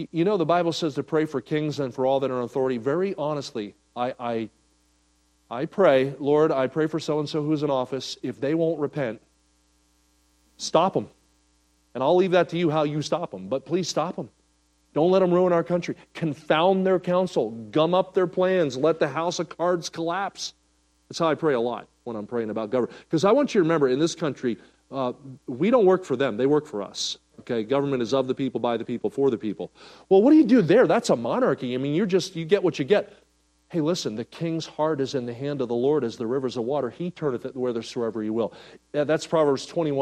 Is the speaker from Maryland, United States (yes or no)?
no; New Jersey, United States; moved away; I grew up in New Jersey